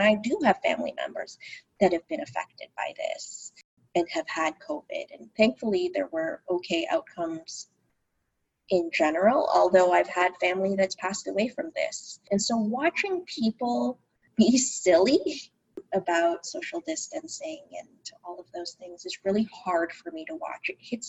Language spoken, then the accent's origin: English; Philippines; So I'm Filipino, and as Filipinos, or many Filipinos are in the healthcare profession.